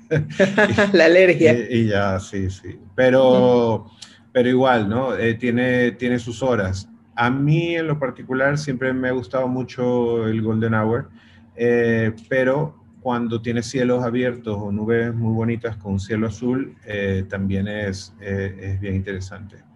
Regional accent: Venezuela; soy de Venezuela, he hecho fotos en Venezuela.

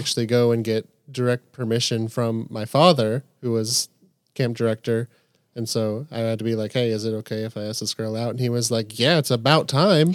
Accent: Camp Nathanael, Kentucky, United States; I grew up here, and so I've been pretty immersed in a Christian household

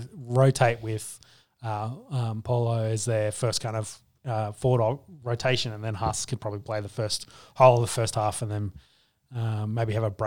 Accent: Queensland, Australia

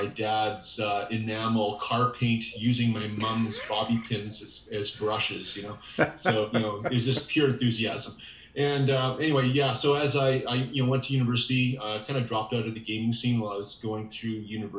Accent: Saskatchewan, Canada; I'm from the Canadian prairies in Saskatchewan. I was born and raised here

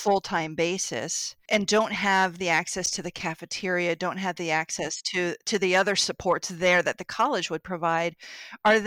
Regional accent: central Pennsylvania, United States; also born or lived in Hanover, Pennsylvania / Gettysburg, Pennsylvania; I've been in Hanover, Gettysburg, Harrisburg, just the whole central Pennsylvania region. That's where I've spent most of my life

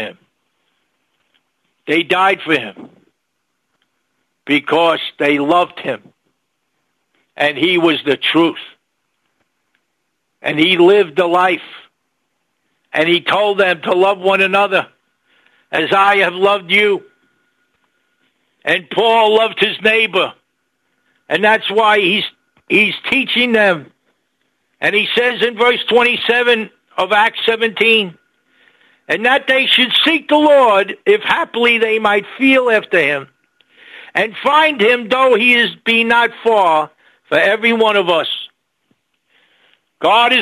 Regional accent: New York City, New York, United States; I was born in New York City

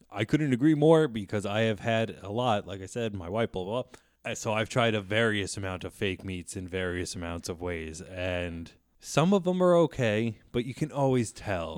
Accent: New Jersey, United States; moved away; I am from New Jersey originally

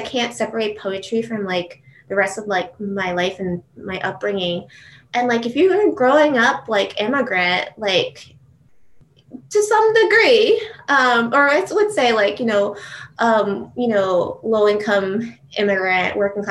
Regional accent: Matawan, New Jersey, United States; I grew up actually in Mattawan, New Jersey

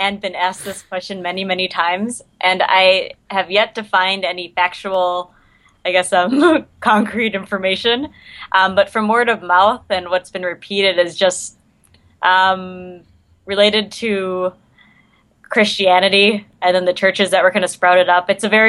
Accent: Minnesota, United States; accent: Minnesota; My Minnesota accent doesn't come out a little bit throughout this then.

